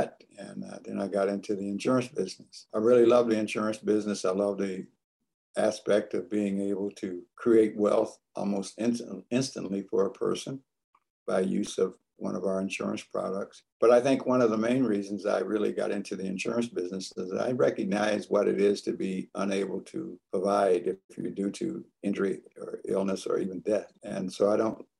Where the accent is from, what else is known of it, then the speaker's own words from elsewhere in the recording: a little small town in Indiana, United States; also born or lived in Chicago, Illinois; now in Tacoma, Washington, United States; I grew up in a little small town in Indiana, shortly after my folks moved from Chicago, Illinois.